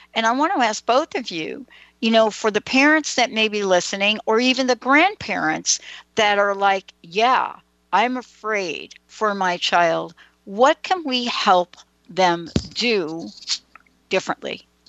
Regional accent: New York, United States; I grew up in New York.

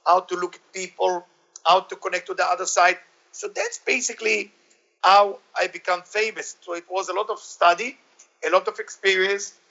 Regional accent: Israel; I grew up in Israel.

